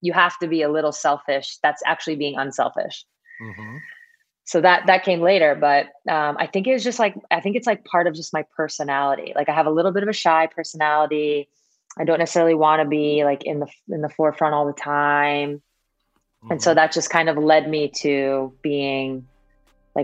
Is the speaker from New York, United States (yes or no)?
yes; Syosset, New York, United States; So Syosset is just like a suburb of New York City on Long Island. We're about, I don't know, 30, 45 minute drive from Manhattan.